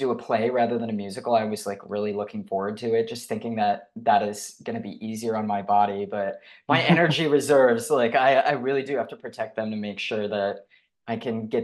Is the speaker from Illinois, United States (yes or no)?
no; Detroit, Michigan, United States; I have tremendous pride for my home state and for my home city of Detroit